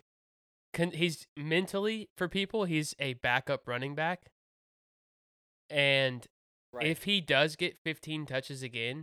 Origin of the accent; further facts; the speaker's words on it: Houston, Texas, United States; I'm from Houston.